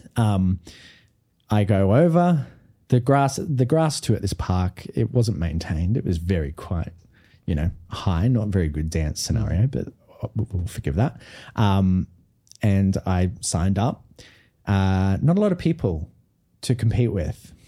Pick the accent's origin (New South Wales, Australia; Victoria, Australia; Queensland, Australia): Queensland, Australia; Brisbane; I was from Brisbane